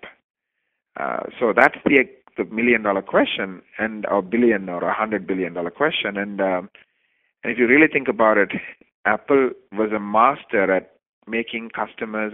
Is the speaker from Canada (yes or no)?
yes; Canada; I'm Canadian